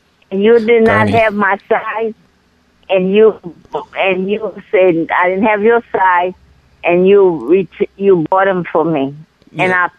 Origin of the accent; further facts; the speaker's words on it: Haiti; English is a second language; now in United States; No, I'm not from America. You're right. I'm from Haiti.